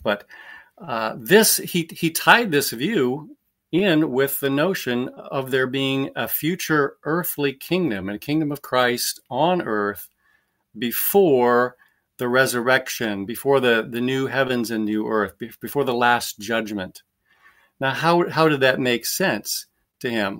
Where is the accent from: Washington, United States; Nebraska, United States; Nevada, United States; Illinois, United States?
Nebraska, United States; moved away as an adult; also born or lived in Orlando, Florida; I was born in Nebraska, raised there, and, uh, went to school there, went to college there